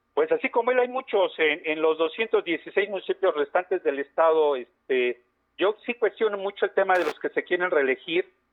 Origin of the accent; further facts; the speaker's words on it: Puebla, Mexico; vivimos en Puebla de toda nuestra vida, que somos poblanos